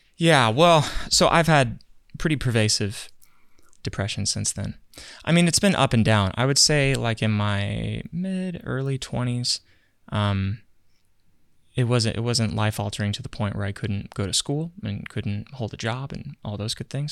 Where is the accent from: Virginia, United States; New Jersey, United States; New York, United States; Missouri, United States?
Virginia, United States; moved away; I grew up in Virginia for a while